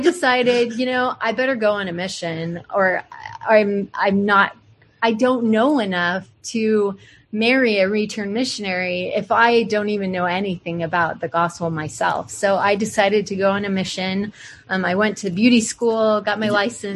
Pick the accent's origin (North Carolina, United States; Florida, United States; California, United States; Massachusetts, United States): California, United States; San Francisco / Northern; also born or lived in El Paso, Texas; I moved from El Paso, living with my grandparents, to San Francisco